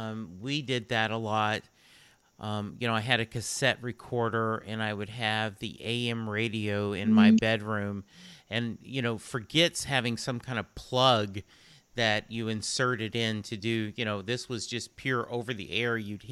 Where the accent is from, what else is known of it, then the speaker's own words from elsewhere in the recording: England, United Kingdom; I speak no other language. You know, I am English.